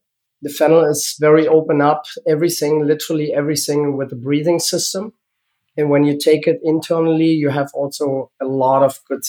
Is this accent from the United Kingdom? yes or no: no; Germany; English is a second language; moved away as an adult; now in United States; So I was born in East Germany, and I grew up in East Germany